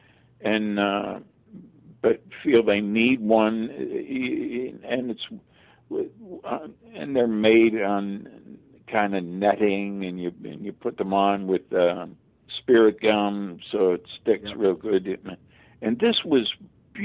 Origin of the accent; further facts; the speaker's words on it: Pittsburgh, Pennsylvania, United States; moved away as an adult; also born or lived in New York / Los Angeles; Pittsburgh's my hometown.